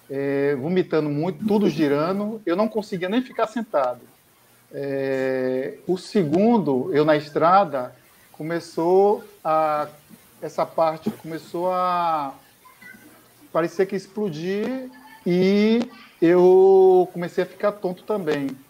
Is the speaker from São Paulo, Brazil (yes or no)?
no; Ilhéus, Bahia, Brazil; born there; É, moro em Ilhéus, nasci aqui em Ilhéus, né? para quem não conhece Ilhéus, Ilhéus, sul da Bahia.